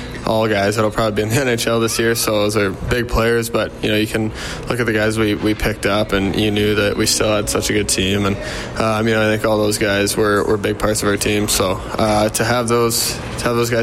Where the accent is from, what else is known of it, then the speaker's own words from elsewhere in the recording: Canada; a kid growing up in Canada